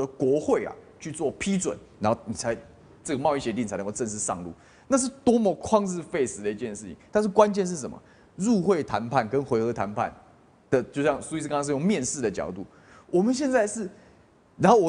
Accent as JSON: {"language": "Chinese", "country": "Taiwan", "said": "你哪里可以碰我台湾的猪农的权益呢？你哪里可以碰我台湾人民食安的权益呢？"}